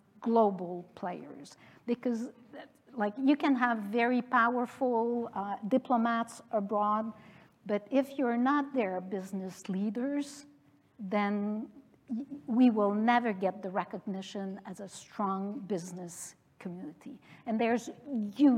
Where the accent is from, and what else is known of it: Canada; also born or lived in France